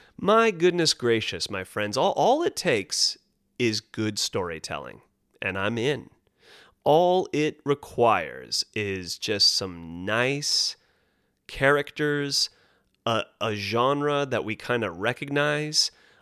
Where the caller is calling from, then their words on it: Los Angeles, California, United States; Now, of course, I'm speaking from Los Angeles, California